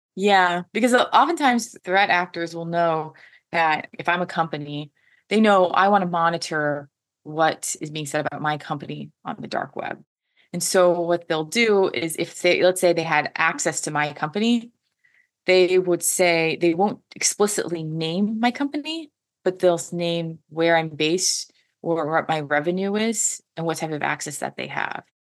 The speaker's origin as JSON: {"language": "English", "region": "Washington", "country": "United States", "said": "I am from Washington State, which is a huge tech hub"}